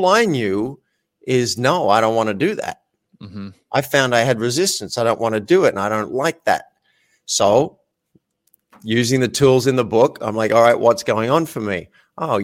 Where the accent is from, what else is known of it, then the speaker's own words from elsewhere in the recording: Australia; I'm an Australian man, grew up in Australia